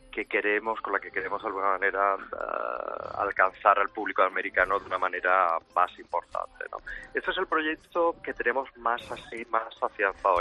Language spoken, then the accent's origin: Spanish; Spain; Nosotros somos españoles